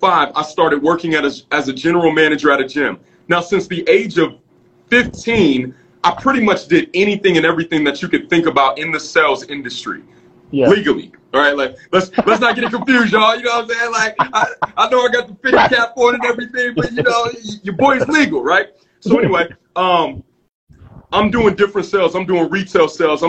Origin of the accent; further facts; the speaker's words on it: Cleveland, Ohio, United States; I was born in Cleveland, Ohio